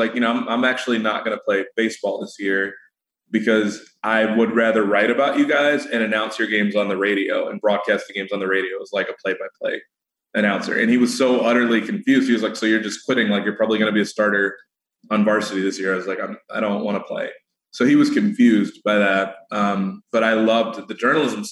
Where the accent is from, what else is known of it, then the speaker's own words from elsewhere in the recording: Chicago suburbs, Illinois, United States; the Chicago suburbs or about my hometown, about my school